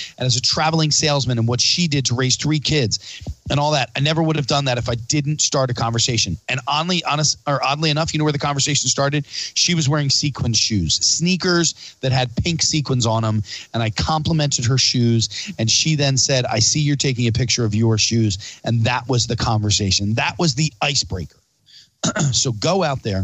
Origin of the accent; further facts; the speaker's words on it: Pennsylvania, United States; Pennsylvania because it's my home state and I love living here